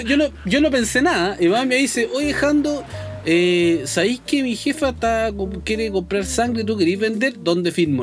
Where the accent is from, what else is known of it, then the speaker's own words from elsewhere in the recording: Chile; toda la gente que, que vive en nuestro país